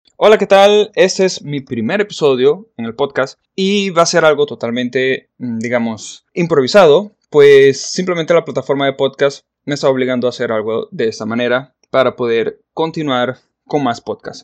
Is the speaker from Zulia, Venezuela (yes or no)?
yes; Maracaibo, Zulia, Venezuela; Yo soy venezolano, nacido en la ciudad de Maracaibo en el año de 1983.